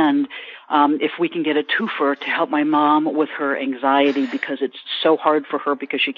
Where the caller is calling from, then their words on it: San Diego, California, United States; I'm calling from San Diego. My brother is in Palm Springs.